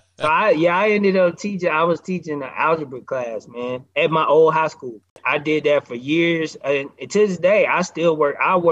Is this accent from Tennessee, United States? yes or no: yes; Nashville, Tennessee, United States; moved away as an adult; also born or lived in Atlanta; I'm from Nashville